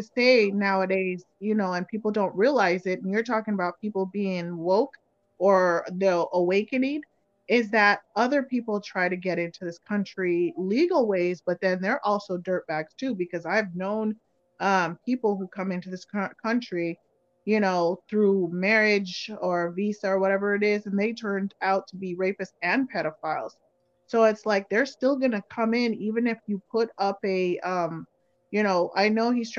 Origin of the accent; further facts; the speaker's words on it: Jamaica; moved away; I'm from Jamaica.